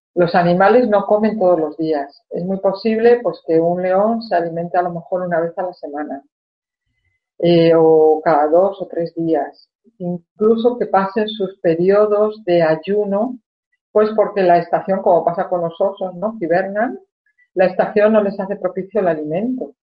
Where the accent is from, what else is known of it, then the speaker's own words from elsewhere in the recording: Spain; cuando era niña en España